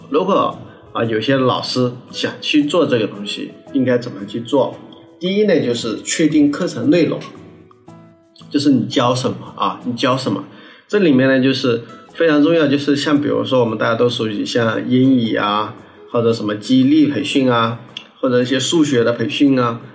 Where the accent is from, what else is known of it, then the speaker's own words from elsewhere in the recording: Jiangxi, China; moved away; 我老家江西的，啊，就是我们， 我们小的时候，我们读小学啊